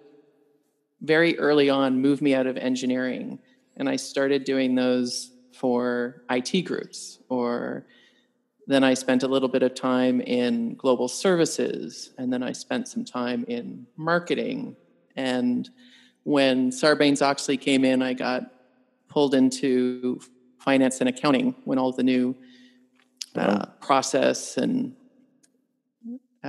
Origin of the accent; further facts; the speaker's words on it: Canada; moved away; I'm an engineer by training. I'm a Canadian.